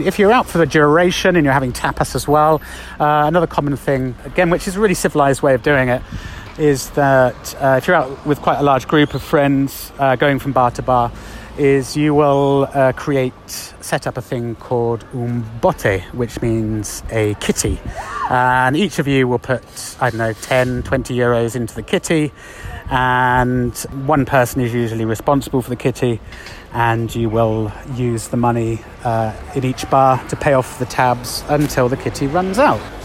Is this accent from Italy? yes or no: no; England, United Kingdom; moved away as an adult; now in Madrid, Spain; I'm English